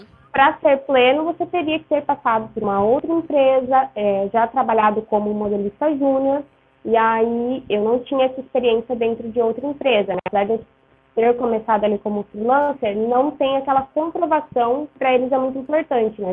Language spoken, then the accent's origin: Portuguese; Ourinhos, São Paulo, Brazil; Eu sou de Ourinhos, no interior de São Paulo